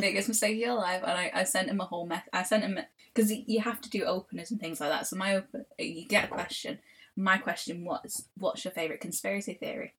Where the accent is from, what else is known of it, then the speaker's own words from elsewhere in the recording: Manchester, North West England, United Kingdom; I grew up in Old Trafford, obviously, and Old Trafford is wildly, hugely multicultural.